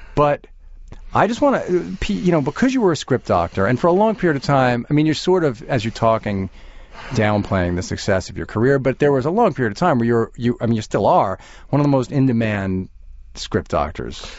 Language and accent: English; Long Island, New York, United States; now in Manhattan, United States; I grew up on Long Island